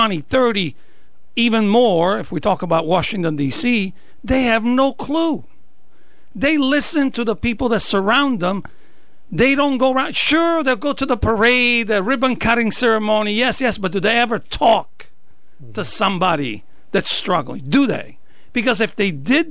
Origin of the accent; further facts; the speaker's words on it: Italy; moved away as an adult; now in Norwich, United States; I was born and raised in Italy, came here age 27, got married